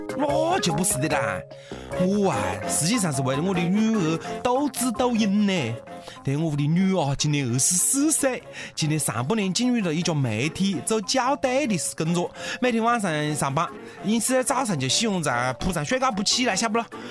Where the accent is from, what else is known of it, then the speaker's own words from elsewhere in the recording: Hunan, China; 符合我们湖南人的口味，太棒了！